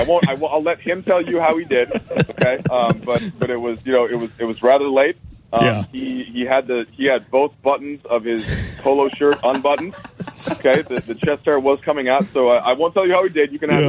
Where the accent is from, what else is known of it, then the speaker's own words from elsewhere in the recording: Minnesota, United States; now in Los Angeles, United States; I'm actually originally from Minnesota, and so I still watch the Timberwolves a lot. I've been in LA since 2008 now, so I've been there for a while